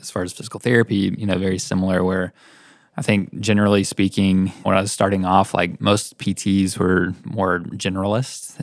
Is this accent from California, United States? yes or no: no; Knoxville, Tennessee, United States; also born or lived in Chattanooga; I grew up here in Knoxville